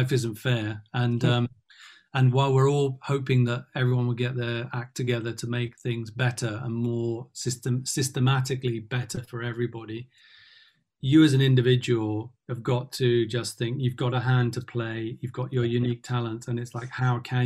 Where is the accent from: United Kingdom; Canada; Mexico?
United Kingdom; London; as a guy growing up in Tottenham